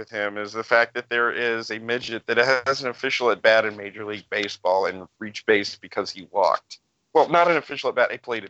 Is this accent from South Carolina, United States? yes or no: no; Kokomo, Indiana, United States; born or raised there